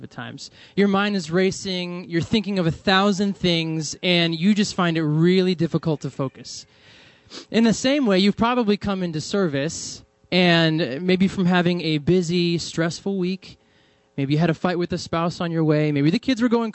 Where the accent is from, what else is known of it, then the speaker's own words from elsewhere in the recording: New England, United States; moved away; I'm from New England, and I come from a church which is very charismatic and Pentecostal